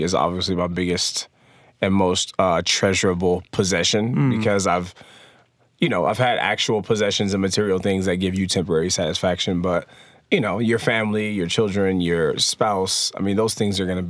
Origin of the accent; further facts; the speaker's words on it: San Diego, California, United States; moved away as an adult; now in Salt Lake City, United States; we are actually from sunny San Diego, California